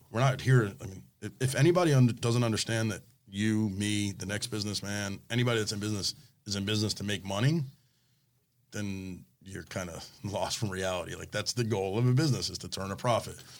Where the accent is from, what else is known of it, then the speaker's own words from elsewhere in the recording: Coral Springs, Florida, United States; I grew up in Coral Springs